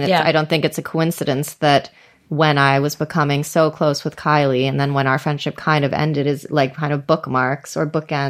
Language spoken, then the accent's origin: English; United States; moved away; When I moved out of the States